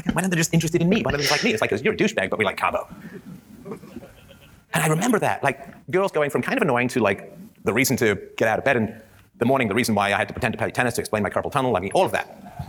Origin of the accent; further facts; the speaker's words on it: England, United Kingdom; I grew up in England in the 70s